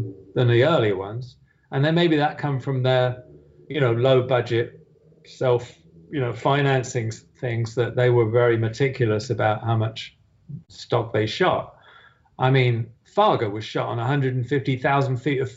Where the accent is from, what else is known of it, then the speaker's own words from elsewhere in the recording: United Kingdom; I'm British after all.